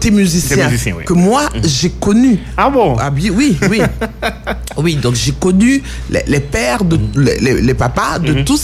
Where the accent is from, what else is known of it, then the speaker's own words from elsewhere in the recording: DR Congo; French is a second language; Pour le moment, je parle ma seconde langue, c'est le Lingala, et je comprends le Swahili. Donc, mon, mon enfance au Congo m'a beaucoup marqué